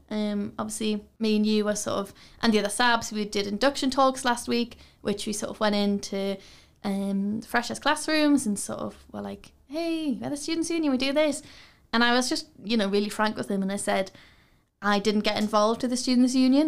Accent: Newcastle upon Tyne, North East England, United Kingdom; I'm from Newcastle. I've, I've never left here

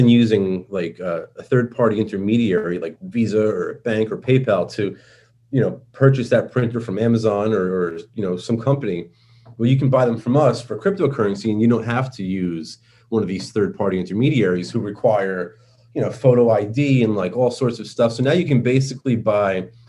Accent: New York, United States; accent: New York; I speak with my New York accent

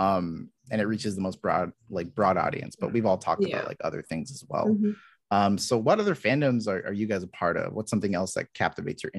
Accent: Los Angeles, California, United States; I grew up in parts

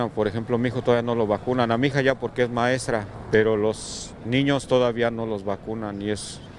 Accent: Mexico City, Mexico; tanto los que no somos de aquí como yo que soy del DF.

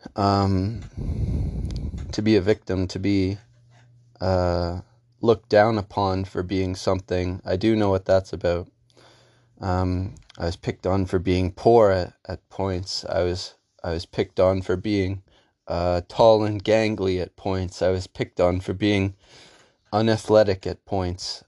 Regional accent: Canada; I lived in Canada my whole life in a ninety-nine percent white town

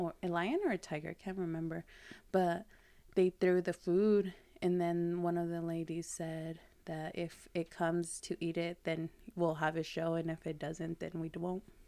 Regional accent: Lexington, United States; growing up in Lexington, which it was a lot of Latin

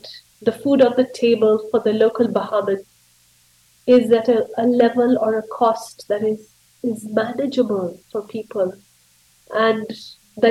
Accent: Kenya; But I'm a Kenyan, and I'm a professor at the University of Nairobi in Kenya.

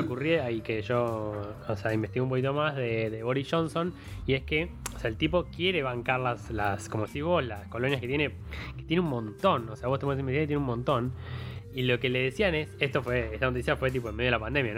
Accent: Argentina; como argentino

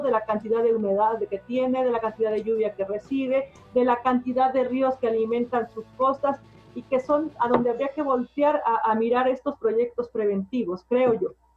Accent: Mexico; somos los mexicanos

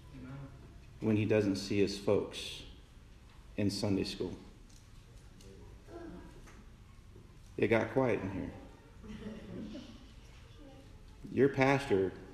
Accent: Council Bluffs, Iowa, United States; I came back to my hometown, back in Council Bluffs

